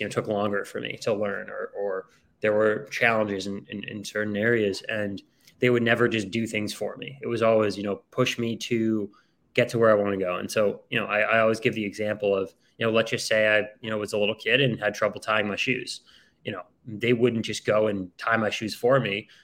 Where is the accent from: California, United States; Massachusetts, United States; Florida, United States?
Massachusetts, United States; outside of Boston; I grew up outside of Boston, Massachusetts